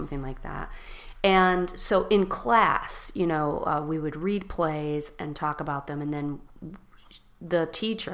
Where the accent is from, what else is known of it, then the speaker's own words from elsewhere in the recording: Chicago, Illinois, United States; I grew up in Chicago. Well, I grew up in the suburbs, then to Chicago. I moved to Chicago when I was about 12 years old and grew up here till I went to college